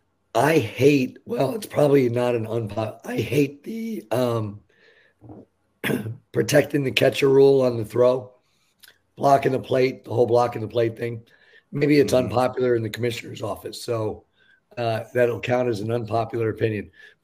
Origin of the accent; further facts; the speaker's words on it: New York, United States; I grew up in New York, a Mets fan